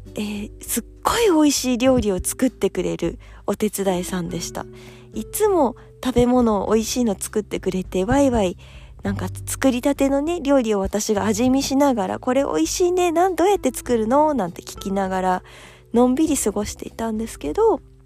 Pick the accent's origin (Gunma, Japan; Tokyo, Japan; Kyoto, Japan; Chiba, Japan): Tokyo, Japan; 自分東京生まれ東京育ち